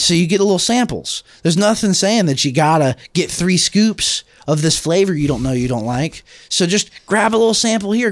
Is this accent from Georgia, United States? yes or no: yes; Atlanta, Georgia, United States; I come from Atlanta